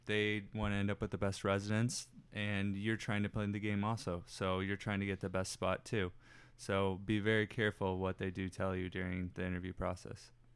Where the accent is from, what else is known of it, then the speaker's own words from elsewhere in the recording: Dallas, Texas, United States; I'm from the Dallas area